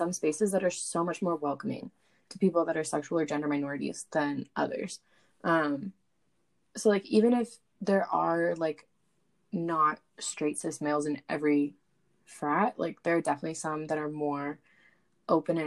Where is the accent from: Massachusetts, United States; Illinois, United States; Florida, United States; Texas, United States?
Florida, United States; moved away as an adult; I grew up in Florida